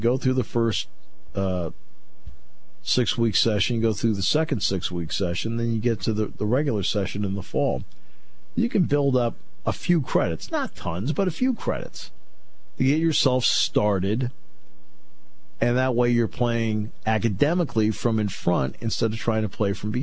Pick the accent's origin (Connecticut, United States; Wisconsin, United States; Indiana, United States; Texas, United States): Connecticut, United States; Enfield; I grew up in Enfield, Connecticut. That's where Kevin and I grew up